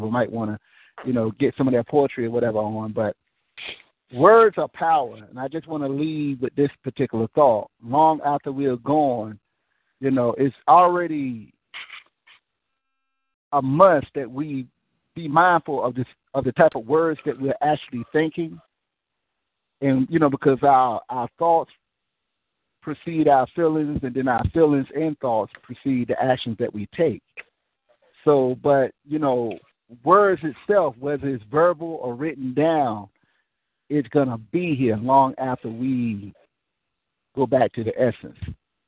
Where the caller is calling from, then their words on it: Nashville, Tennessee, United States; Yeah, I'm calling from Nashville.